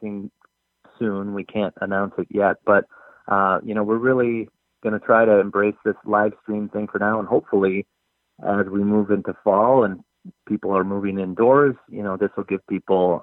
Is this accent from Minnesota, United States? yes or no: yes; Minnesota, United States; I'm originally from Minnesota, born and raised, and I actually live in the neighborhood.